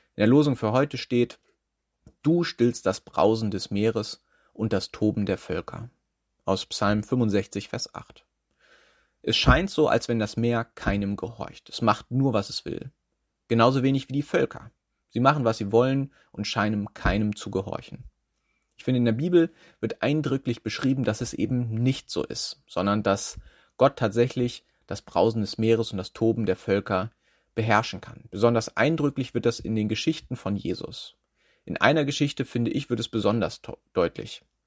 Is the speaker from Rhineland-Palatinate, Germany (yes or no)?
no; Schleswig-Holstein, Germany; now in Schwerin, Germany; ich bin in Schleswig-Holstein aufgewachsen